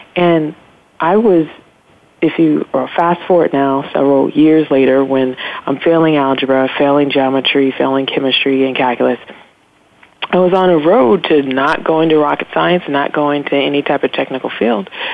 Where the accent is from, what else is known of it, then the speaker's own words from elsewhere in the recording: Los Angeles, California, United States; I grew up in South Central Los Angeles